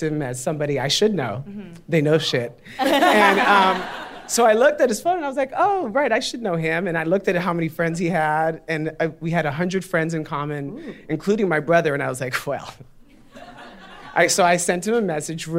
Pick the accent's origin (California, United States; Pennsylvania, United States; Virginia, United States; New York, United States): New York, United States; New York City; I'm from Greenpoint. I was born in Greenpoint